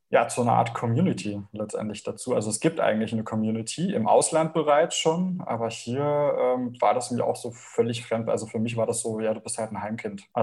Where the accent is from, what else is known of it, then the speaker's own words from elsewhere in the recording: Bavaria, Germany; ich komme ja aus Bayern, ich kenne es jetzt auch noch so ein bisschen